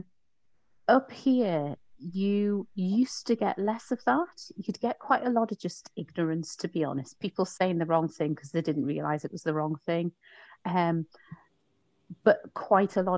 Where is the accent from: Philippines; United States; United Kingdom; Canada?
United Kingdom; Newcastle upon Tyne, North East England; also born or lived in Leicester; when I was growing up in Newcastle